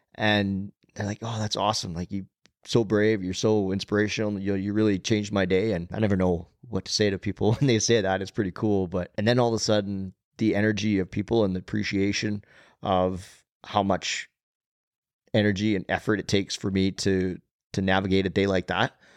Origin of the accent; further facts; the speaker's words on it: Nanton, Alberta, Canada; also born or lived in Calgary, Alberta; the community I grew up in in Nanton, southern Alberta